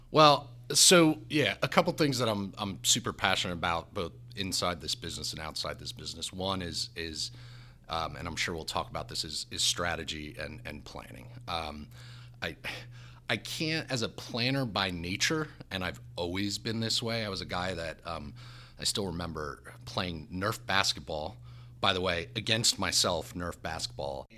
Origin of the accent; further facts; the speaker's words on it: New Jersey, United States; also born or lived in South Bend, Indiana; I'm from New Jersey, God's country number one.